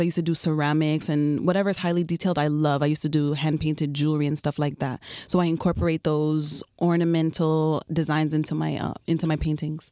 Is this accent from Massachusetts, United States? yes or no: no; New York City, New York, United States; moved away as an adult; also born or lived in Chicago / South Florida; now in Miami, United States; I'm originally from Queens, New York.